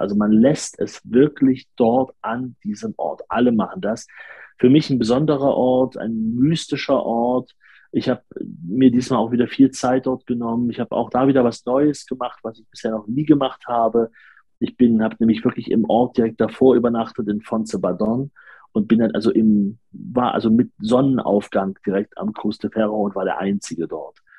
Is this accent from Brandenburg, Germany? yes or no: no; Leipzig, Saxony, Germany; ich bin auch aus Leipzig.